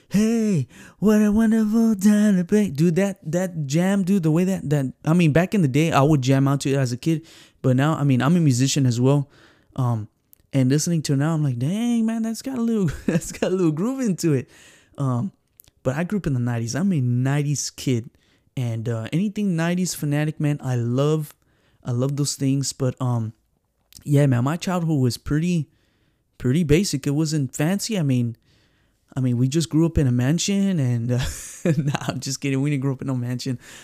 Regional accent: San Antonio, Texas, United States; born and raised here in San Antonio, Texas

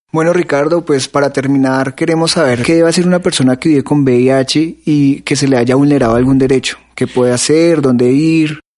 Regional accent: Colombia; now in Mexico City, Mexico; mi tierra querida Colombia

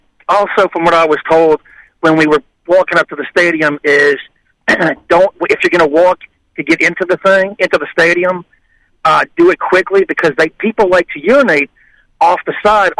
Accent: Louisiana, United States; I grew up in Louisiana, so I went to LSU several times

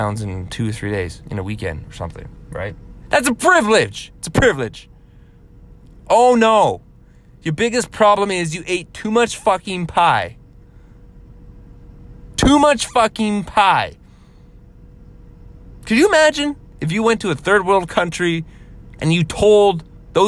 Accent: Canada; being a Canadian

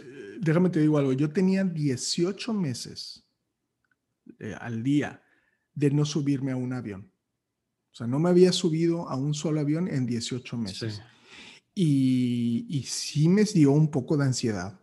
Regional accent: Matamoros, Tamaulipas, Mexico; soy de Matamoros

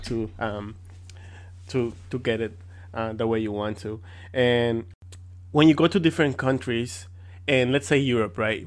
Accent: Mexico; English is a second language; I'm from Mexico

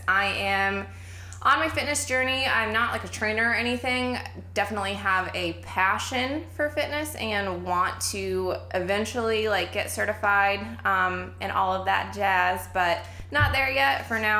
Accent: Florida, United States; I am born and raised in Florida, Florida girl over here. So I literally can only visit the cold and that is it.

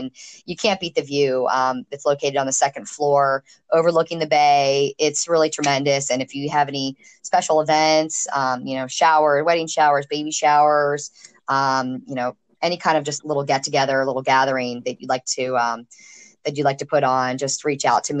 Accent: Chesapeake Bay, United States; Yeah, I grew up on the Chesapeake Bay, and of course now living here at the beach, I don't think I could be landlocked anywhere ever.

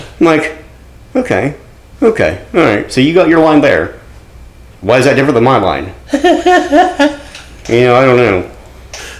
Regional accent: Kirksville, United States; the Lacey is the lady I talk to in my hometown

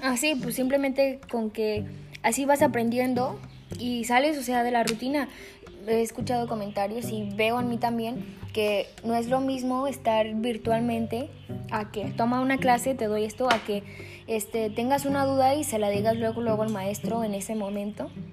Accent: Mexico; nosotros los mexicanos no queremos creer

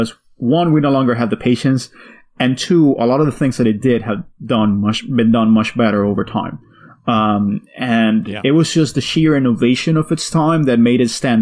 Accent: Miami, Florida, United States; I grew up in Miami.

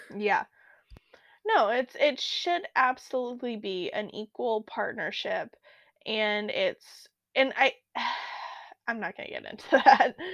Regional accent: Alaska, United States; growing up in Alaska

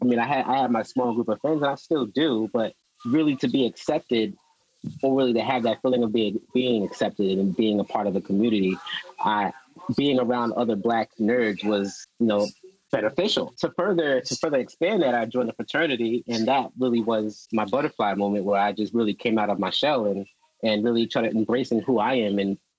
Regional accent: Georgia, United States; I always felt like I wasn't the typical Black person that I saw growing up

